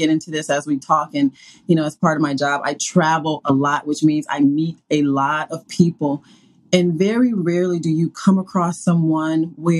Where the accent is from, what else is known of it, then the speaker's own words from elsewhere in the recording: the South, United States; I grew up in the South